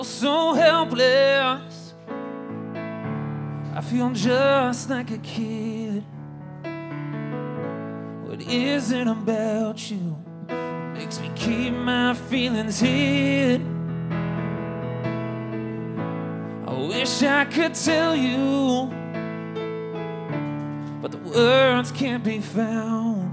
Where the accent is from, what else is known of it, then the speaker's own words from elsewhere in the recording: Texas, United States; growing up in Texas, my parents made us listen to music